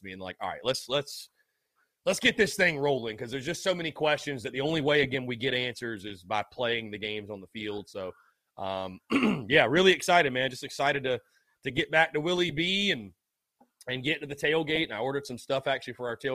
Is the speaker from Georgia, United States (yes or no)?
no; North Augusta, South Carolina, United States; I'm from North Augusta. I'm from the local area